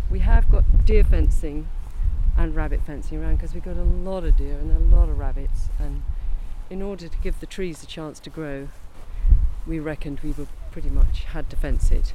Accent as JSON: {"language": "English", "area": "Kent", "region": "South East England", "country": "United Kingdom", "tie": "born or raised there", "said": "I grew up in Kent"}